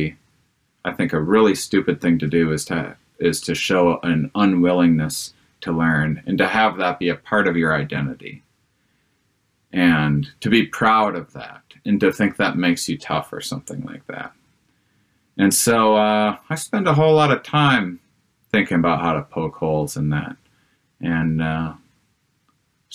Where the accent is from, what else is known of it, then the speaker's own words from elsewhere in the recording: Wisconsin, United States; I'm from Wisconsin